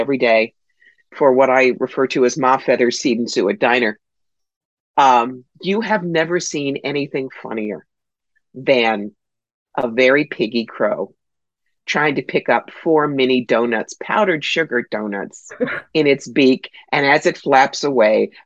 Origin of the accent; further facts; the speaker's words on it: Cherry Hill, New Jersey, United States; now in Northern Catskills, United States; I grew up in Cherry Hill, New Jersey